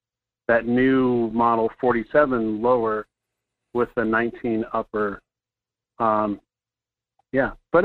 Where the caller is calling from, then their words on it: Fairbanks, Alaska, United States; from Fairbanks.